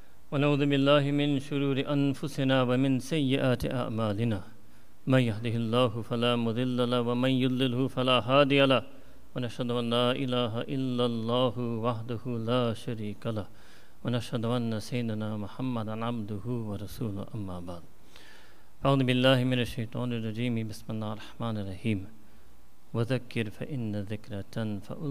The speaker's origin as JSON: {"language": "English", "region": "New York", "country": "United States", "tie": "born or raised there", "also_born_or_lived": "Chicago", "moved": "as an adult", "said": "I was born and raised myself in New York"}